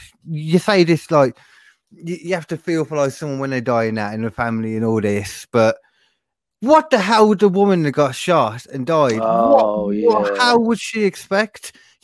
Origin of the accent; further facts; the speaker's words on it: England, United Kingdom; we're English